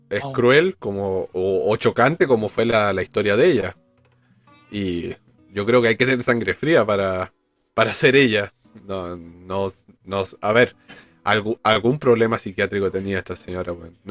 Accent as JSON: {"language": "Spanish", "country": "Argentina", "tie": "born there", "said": "Y nací en Argentina por culpa de la dictadura."}